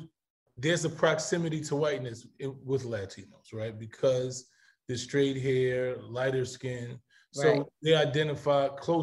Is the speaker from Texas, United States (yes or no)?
no; New York City, New York, United States; I grew up in the Bronx, where my next door, everybody on my floor except me was Puerto Rican or Dominican.